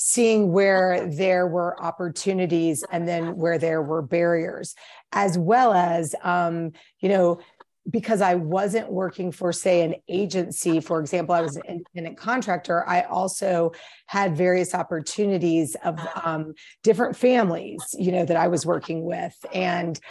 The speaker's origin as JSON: {"language": "English", "region": "East Coast", "country": "United States", "moved": "as an adult", "lives_now": "Jackson, United States", "said": "originally I'm from the East Coast"}